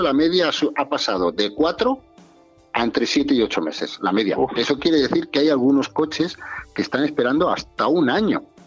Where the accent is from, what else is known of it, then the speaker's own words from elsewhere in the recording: Zamora, Castile and León, Spain; la, carretera de mi pueblo, en Zamora